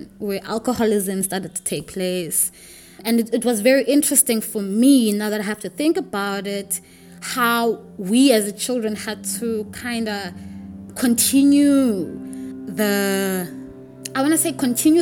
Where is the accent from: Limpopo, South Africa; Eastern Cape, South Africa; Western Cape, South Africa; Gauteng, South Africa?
Eastern Cape, South Africa; Makhanda; I grew up in Grahamstown in Makanda